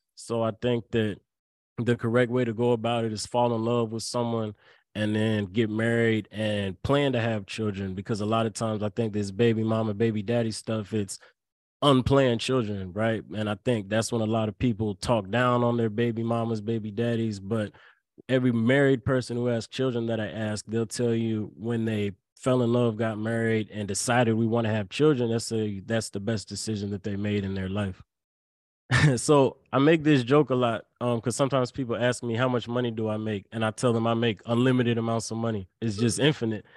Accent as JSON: {"language": "English", "town": "Lynchburg", "region": "Virginia", "country": "United States", "tie": "born or raised there", "said": "I went to a small school, uh, called University of Lynchburg right in my hometown"}